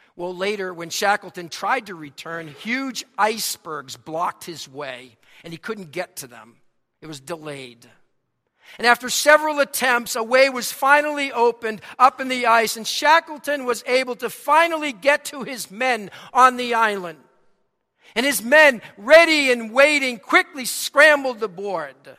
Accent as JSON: {"language": "English", "town": "Boston", "region": "Massachusetts", "country": "United States", "accent": "Boston", "said": "my Boston accent"}